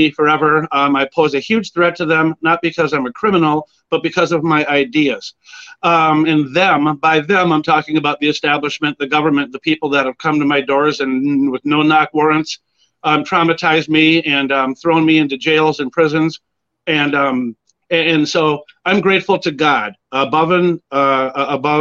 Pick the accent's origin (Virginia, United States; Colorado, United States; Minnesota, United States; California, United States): Minnesota, United States; Edina; also born or lived in Springfield, Illinois; I grew up out in Edina, Minnesota